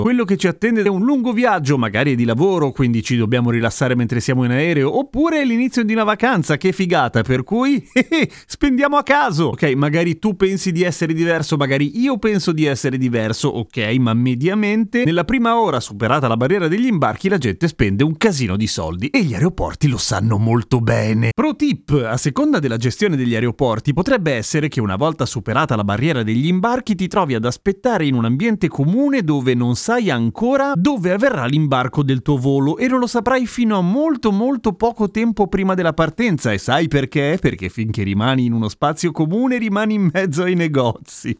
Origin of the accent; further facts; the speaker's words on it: Milan, Lombardy, Italy; io che sono di Milano mi ricordo perfettamente da bambino che l'aeroporto di Linate sembrava una specie di fermata della metropolitana